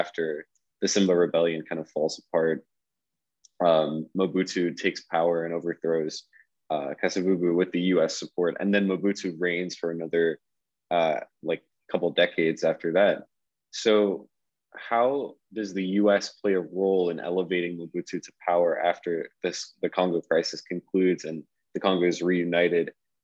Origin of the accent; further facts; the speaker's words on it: outside Fort Lauderdale, South Florida, United States; I grew up kind of outside Fort Lauderdale in South Florida